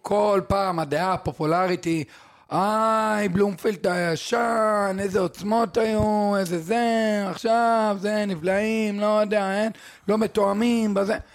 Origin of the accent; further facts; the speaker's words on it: Israel; אנחנו ישראלים